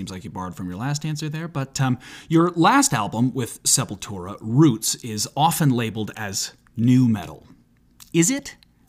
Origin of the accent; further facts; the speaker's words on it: United States; I'm an American